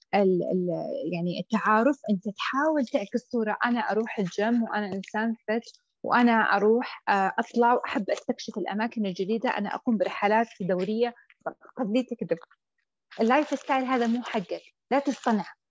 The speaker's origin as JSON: {"language": "Arabic", "country": "Saudi Arabia", "said": "عندنا في السعوديه"}